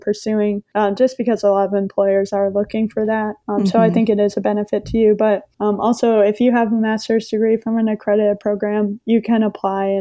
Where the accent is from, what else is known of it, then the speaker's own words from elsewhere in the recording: Maine, United States; the community that I grew up in Maine